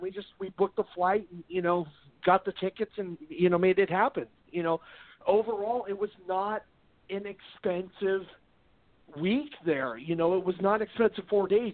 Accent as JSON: {"language": "English", "town": "Garden Grove", "region": "California", "country": "United States", "tie": "born or raised there", "said": "I grew up in Garden Grove, Anaheim, uh, Southern California"}